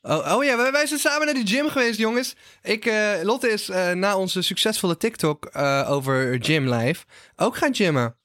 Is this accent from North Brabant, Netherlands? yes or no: yes; North Brabant, Netherlands; Ik kom uit Brabant, heb altijd carnaval